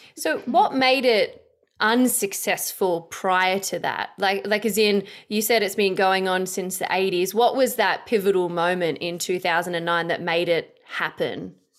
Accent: Australia; I'm an Aussie chick, uh, like, you know, we're, we're pretty simple folk da-, down under.

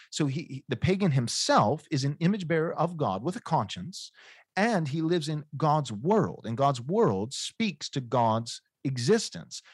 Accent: United States; I'm an American

